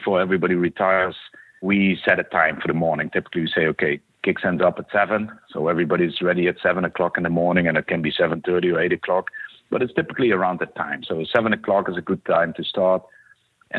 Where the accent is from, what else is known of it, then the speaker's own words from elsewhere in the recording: Netherlands; moved away as an adult; now in Renton, United States; I'm originated from the Netherlands, Europe. Came over to the U.S. in 99 for a brief job